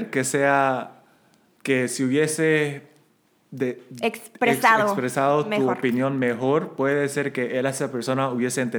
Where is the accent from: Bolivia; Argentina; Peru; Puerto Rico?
Bolivia; Santa Cruz de la Sierra, Santa Cruz; accent: camba; Soy más boliviano de lo que parezco